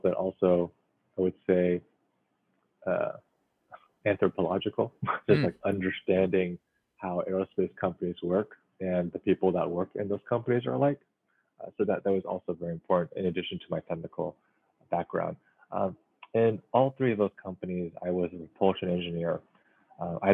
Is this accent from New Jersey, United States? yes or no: no; Silicon Valley, California, United States; growing up in Silicon Valley